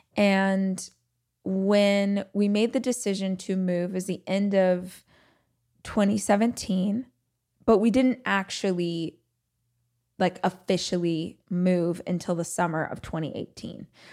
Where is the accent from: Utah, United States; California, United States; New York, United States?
California, United States; Bakersfield; moved away; I was born and raised in Southern California. very specifically, I was raised in a place called Bakersfield